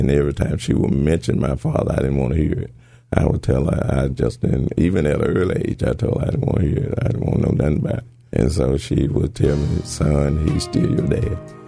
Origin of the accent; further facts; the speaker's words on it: Hernando, Mississippi, United States; Yes, Hernando.